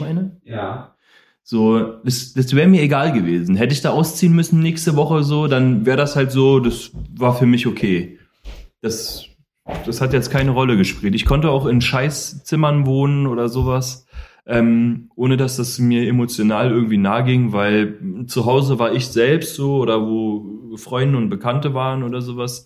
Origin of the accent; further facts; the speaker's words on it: Berlin, Germany; also born or lived in Koblenz; komme aus Koblenz, gebürtig, bin ja mit drei Jahren nach Berlin verschleppt worden von meiner Mutter. Und ähm, das war ja dann schon der erste Umzug. Ähm, und dann sind wir nach Steglitz gezogen und von Steglitz sind wir nach Marienfelde gezogen.